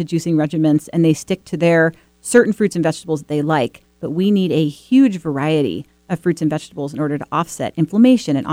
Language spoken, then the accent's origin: English; Washington, United States; born and bred in Washington State.